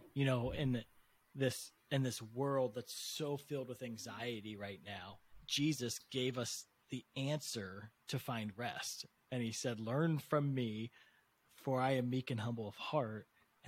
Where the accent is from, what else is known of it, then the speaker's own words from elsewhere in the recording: United States; I was born in America, the most prosperous nation in the world